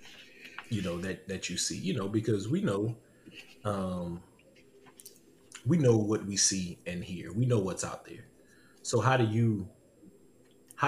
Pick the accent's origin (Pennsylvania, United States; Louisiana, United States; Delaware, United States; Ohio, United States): Louisiana, United States; Lafayette; I grew up in the Catholic Church in Southwest Louisiana, in Lafayette, Louisiana